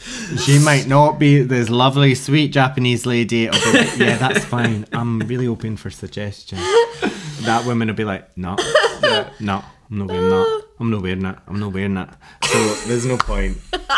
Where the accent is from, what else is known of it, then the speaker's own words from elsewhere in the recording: Scotland, United Kingdom; accent: Scottish; I'm Scottish and the second accent I have is gay.